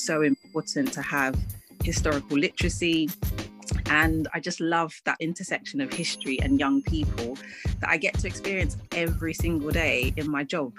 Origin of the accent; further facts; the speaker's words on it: London, United Kingdom; also born or lived in Ghana; I am a Londoner, I'm a mm. Ghanaian